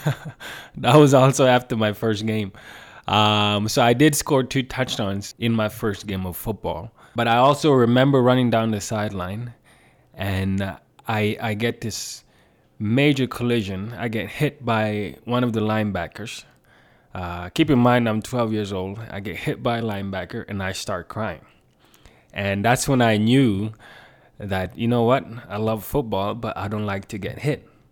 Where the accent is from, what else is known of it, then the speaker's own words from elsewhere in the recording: southern Sweden, Sweden; moved away as an adult; also born or lived in Gambia; now in Calgary, Canada; I grew up in South Sweden